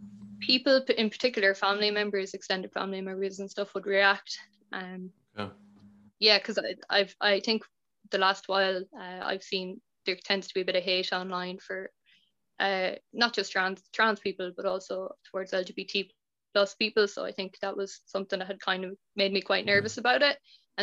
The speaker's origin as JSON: {"language": "English", "town": "Athlone", "region": "Westmeath", "country": "Ireland", "tie": "born or raised there", "said": "My hometown"}